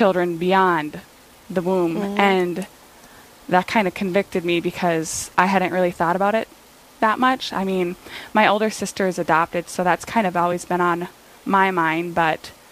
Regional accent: Ortonville, Minnesota, United States; I live in my hometown, Ortonville, Minnesota

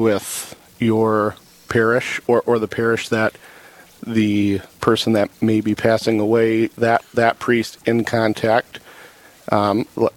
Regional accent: Toledo, Ohio, United States; now in Rochester, United States; I grew up in Toledo, Ohio

